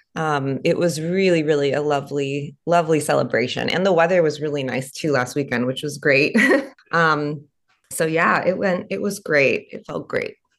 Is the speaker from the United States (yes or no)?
yes; California, United States; moved away as an adult; now in Nashville, United States; moving back home to to my home state of California